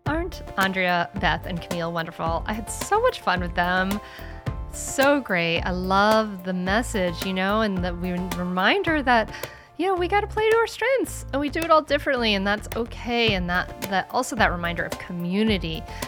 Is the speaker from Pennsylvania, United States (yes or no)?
no; Rhode Island, United States; now in Delaware, United States; I grew up in Rhode Island, the smallest state, and now I live in Delaware, the second smallest state